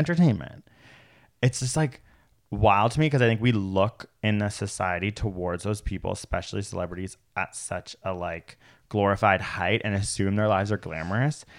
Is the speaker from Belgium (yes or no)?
no; Toronto, Ontario, Canada; I'm a city idiot. I grew up in Toronto